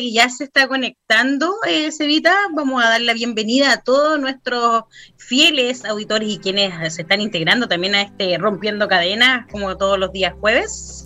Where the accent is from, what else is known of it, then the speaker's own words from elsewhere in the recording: Chile; somos las chilenas